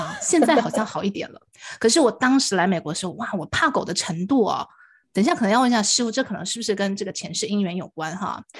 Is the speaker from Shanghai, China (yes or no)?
no; Wuhan, Hubei, China; now in Los Angeles, United States; 其实我这个祖籍是在湖北武汉，我也是在武汉出生的哈。